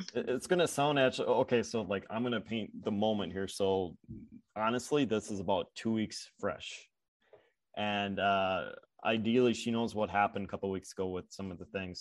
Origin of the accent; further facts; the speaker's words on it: Upper Midwest, United States; I grew up in Upper Midwest.